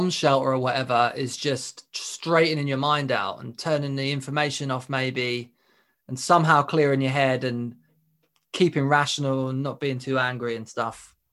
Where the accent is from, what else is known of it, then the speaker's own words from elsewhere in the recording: Pennsylvania, United States; moved away; also born or lived in New Jersey / Bucks County, Pennsylvania / New York City; I was born in New Jersey, raised in Pennsylvania.